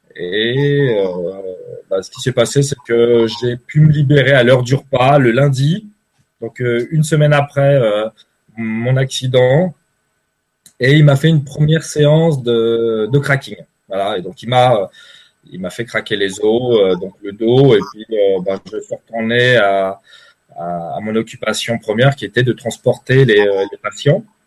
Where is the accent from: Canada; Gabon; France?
France; Paris, Île-de-France; moved away as an adult; now in Switzerland; je suis originaire de Paris